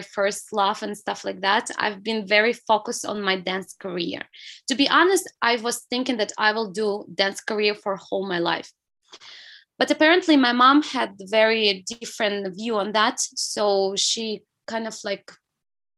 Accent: small city next to Vladivostok, Primorsky Krai, Russia; English is a second language; now in China; I'm from Russia. Yeah, I was born in Far East. It's the region, the city by the sea. So I've been growing by the sea.

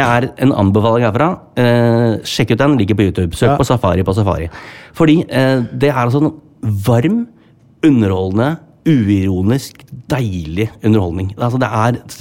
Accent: Sandefjord, Vestfold, Norway; moved away; en jobb jeg skal gjøre i hjembyen min

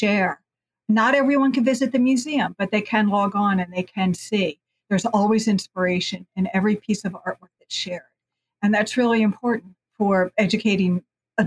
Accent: the North, Northern United States, United States; now in New Orleans, United States; as a Northerner

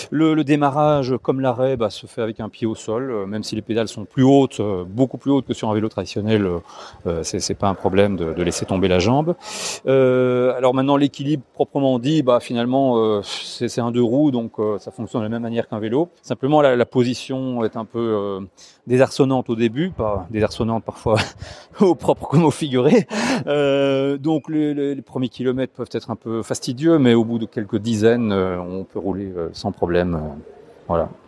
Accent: Huy, Wallonia, Belgium; Je viens de la région de Huy.

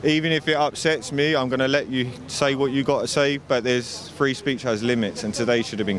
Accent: England, United Kingdom; I'm here because I'm English.

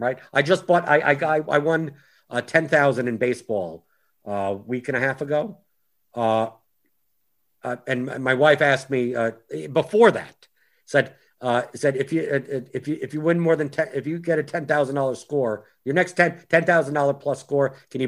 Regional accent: United States; I'm an American who actually does follow soccer

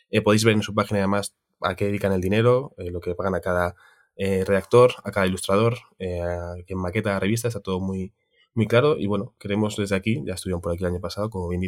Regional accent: Tiana, Catalonia, Spain; Es de mi pueblo, la Vico. Bueno, Tiana?

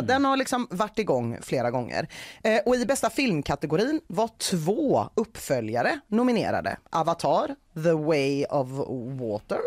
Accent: Gothenburg, Västra Götaland, Sweden; som göteborgare

